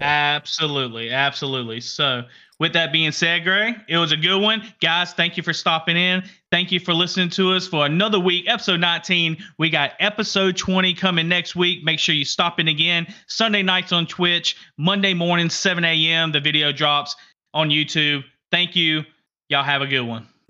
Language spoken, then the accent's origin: English; Alabama, United States; We're from Alabama